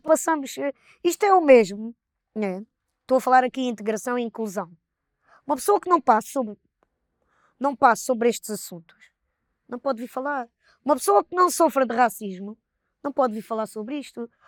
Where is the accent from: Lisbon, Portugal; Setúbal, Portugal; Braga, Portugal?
Setúbal, Portugal; Palmela; nós somos de, de Palmel, né? uma vila, um conselho